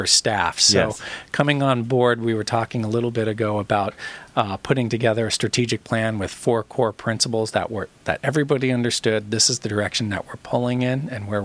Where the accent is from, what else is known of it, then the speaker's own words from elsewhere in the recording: Orange County, California, United States; I grew up in Orange County.